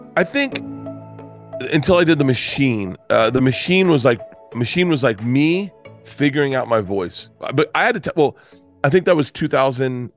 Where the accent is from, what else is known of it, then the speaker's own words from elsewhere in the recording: Tampa, Florida, United States; moved away; I grew up in Tampa.